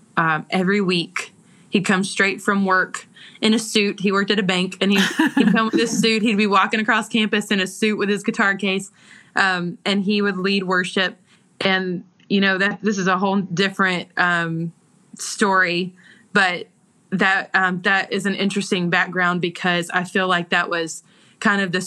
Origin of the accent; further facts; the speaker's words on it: Georgia, United States; accent: Southern; I grew up in Georgia. And so I'm born and raised right where we live.